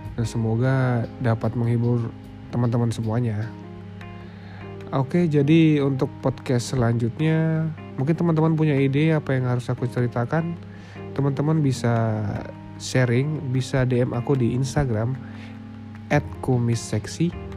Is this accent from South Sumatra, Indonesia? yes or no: no; Jayapura, Papua, Indonesia; moved away as an adult; also born or lived in Yogyakarta; aku lahir dan tumbuh besar di Jayapura